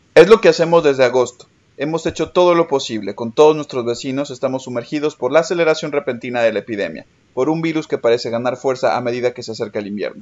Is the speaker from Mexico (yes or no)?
yes; Mexico; moved away as an adult; now in Paris, France; soy mexicano, estoy estudiando una maestría de educación en París 8.